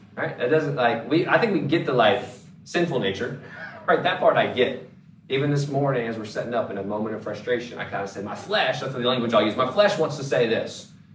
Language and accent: English; North Carolina, United States; moved away; I'm originally from the East Coast or from North Carolina